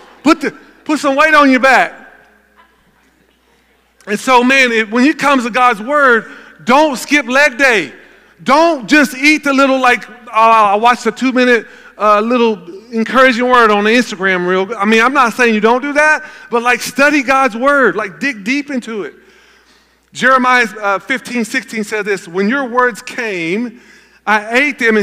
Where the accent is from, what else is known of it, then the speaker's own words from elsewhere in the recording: Gallatin, Tennessee, United States; I grew up in Gallatin, Tennessee